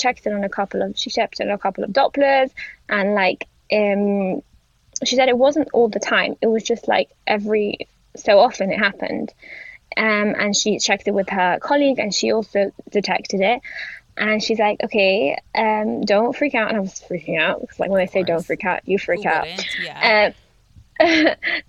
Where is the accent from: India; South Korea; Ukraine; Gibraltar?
Gibraltar; moved away; I'm from Gibraltar, which is on the continent. And I literally, like, I grew up, like, next to Spain